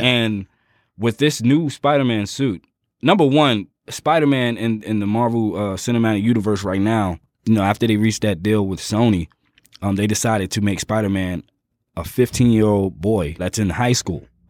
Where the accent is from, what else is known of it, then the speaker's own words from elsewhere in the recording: Jersey City, New Jersey, United States; I'm from Jersey City